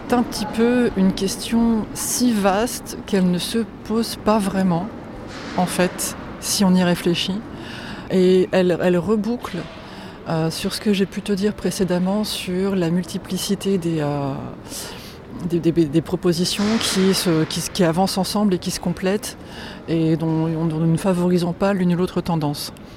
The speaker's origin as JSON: {"language": "French", "country": "Poland", "said": "je suis polonaise"}